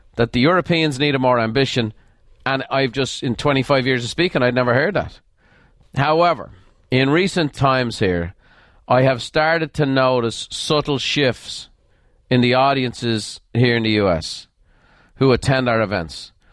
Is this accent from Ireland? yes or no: yes; Ireland; moved away as an adult; now in United States; I'm an Irish immigrant.